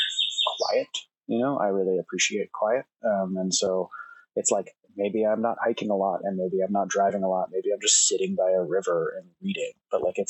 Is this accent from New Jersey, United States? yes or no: yes; New Jersey, United States; moved away as an adult; also born or lived in New York City; now in Oregon, United States; I grew up in Jersey